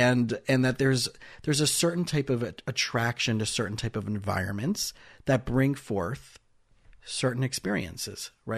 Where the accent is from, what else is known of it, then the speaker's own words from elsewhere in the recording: South Florida, United States; also born or lived in Israel; I grew up in South Florida, and after high school, I spent 2 years in Israel